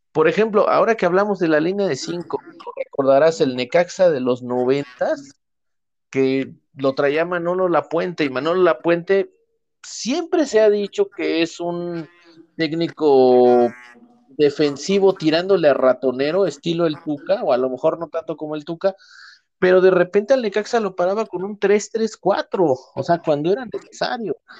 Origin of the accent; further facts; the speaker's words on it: Mexico; como mexicano